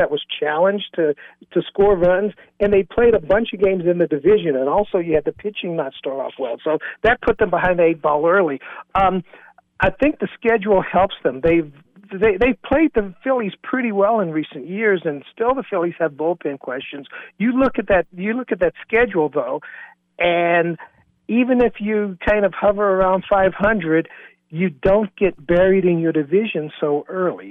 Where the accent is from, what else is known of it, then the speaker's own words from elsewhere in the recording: Bluefield, West Virginia, United States; my hometown of Bluefield, West Virginia